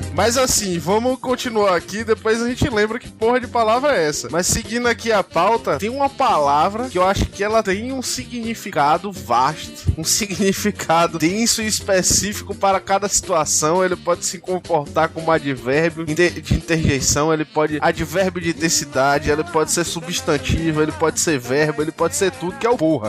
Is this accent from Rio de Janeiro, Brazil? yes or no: no; Bahia, Brazil; accent: baianês; a gente é um bocado de baiano